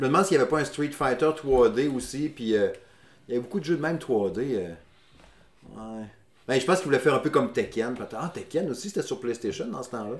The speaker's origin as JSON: {"language": "French", "town": "Saguenay", "region": "Quebec", "country": "Canada", "tie": "born or raised there", "moved": "as an adult", "said": "je suis natif du Saguenay. Puis je déménageais à Québec"}